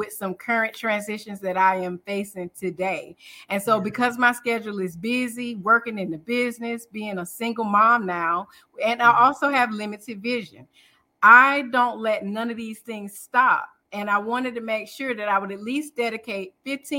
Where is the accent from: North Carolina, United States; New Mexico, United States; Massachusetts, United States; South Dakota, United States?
North Carolina, United States; Durham; I'm from Durham, North Carolina